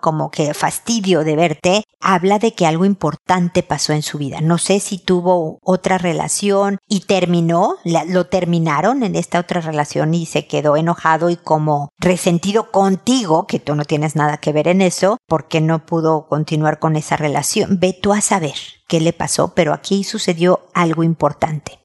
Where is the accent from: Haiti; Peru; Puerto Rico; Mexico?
Mexico; mi tierra, México